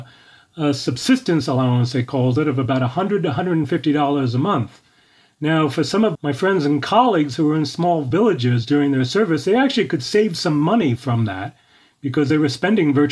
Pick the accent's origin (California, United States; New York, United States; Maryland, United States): New York, United States; New York City; moved away as an adult; also born or lived in Ecuador; growing up in New York City. I went to Stuyvesant High School